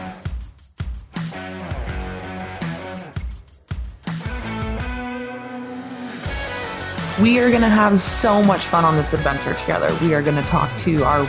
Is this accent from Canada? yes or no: yes; Kitchener, Ontario, Canada; moved away as an adult; now in Listowel, Canada; I'm from Kitchener. I grew up in Kitchener for like 25 years. And then I moved here 2.5 years ago.